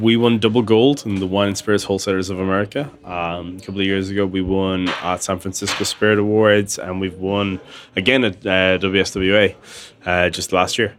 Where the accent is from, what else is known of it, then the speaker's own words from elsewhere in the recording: Tullamore, Leinster, Ireland; I grew up in Tullamore, and it was a small little town